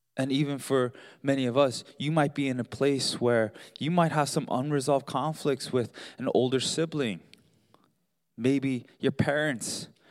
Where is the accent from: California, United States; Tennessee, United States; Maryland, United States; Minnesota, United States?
Maryland, United States; Baltimore; We grew up in Baltimore, and so we're huge Baltimore Ravens fan